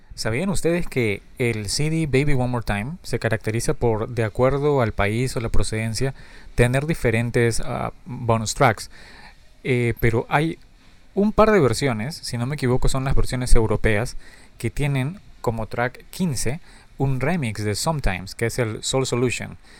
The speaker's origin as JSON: {"language": "Spanish", "country": "Peru", "said": "Yo soy de Perú"}